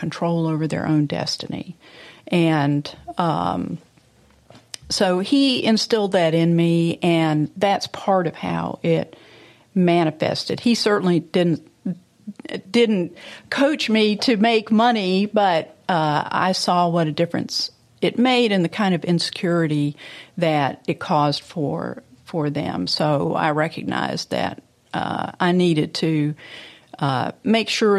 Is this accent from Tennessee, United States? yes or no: yes; Memphis, Tennessee, United States; playing with my friends in Memphis. At that time was a lovely place to grow up